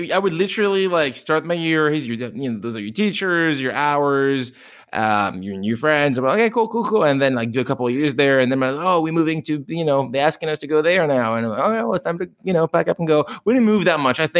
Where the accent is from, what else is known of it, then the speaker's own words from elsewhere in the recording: France; So I'm not technically from Paris, but I am French, mom and dad, and uh, I actually um, moved to Paris, so to speak, uh, later in my life.